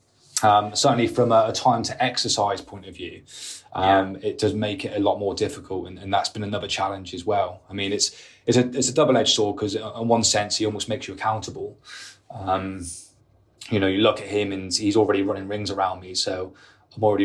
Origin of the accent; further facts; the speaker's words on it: United Kingdom; being British, we drink and we want to go out and socialise